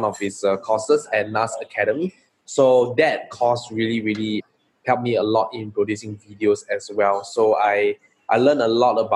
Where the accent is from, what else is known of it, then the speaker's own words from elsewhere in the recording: Singapore; I'm a true blue Singaporean. I grew up in Singapore.